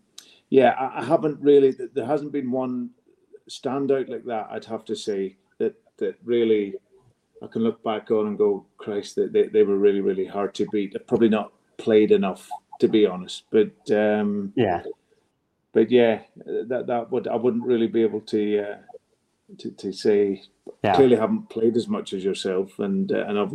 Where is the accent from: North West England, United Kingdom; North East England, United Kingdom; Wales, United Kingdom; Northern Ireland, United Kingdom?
Northern Ireland, United Kingdom; Carnlough; moved away as an adult; I'm a Northern Ireland boy. I've always a soft spot for my home country